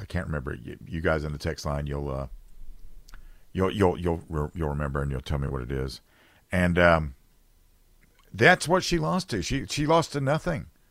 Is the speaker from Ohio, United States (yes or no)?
no; South Carolina, United States; South Carolina, my home state